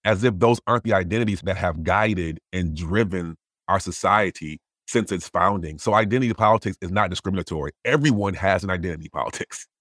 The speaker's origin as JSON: {"language": "English", "region": "Wisconsin", "country": "United States", "said": "I'm from Wisconsin"}